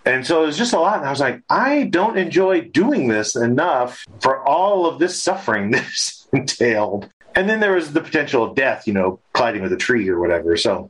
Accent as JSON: {"language": "English", "region": "California", "country": "United States", "lives_now": "Colorado, United States", "said": "California. Southern California."}